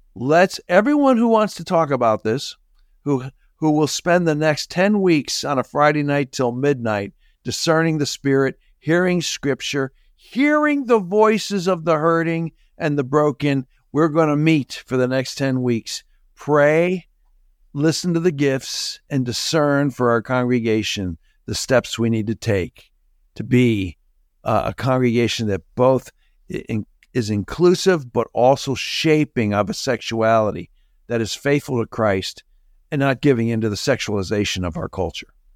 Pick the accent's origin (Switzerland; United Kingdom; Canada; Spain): Canada; moved away; Even when I grew up in Canada, my mom was from Chicago